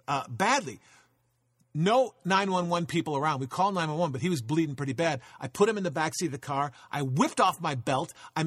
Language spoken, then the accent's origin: English; Chicago, Illinois, United States; I grew up in Chicago, and we would go down to Florida for spring break